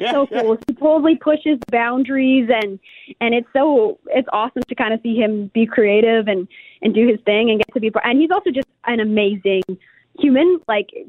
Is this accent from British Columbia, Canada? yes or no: no; St. Albert, Alberta, Canada; my hometown, St. Albert, Alberta